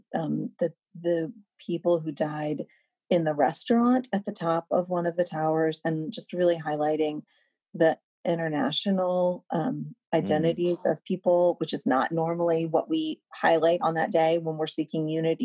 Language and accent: English; Louisville, Kentucky, United States; I'm from Kentucky and last week there was I'm from Louisville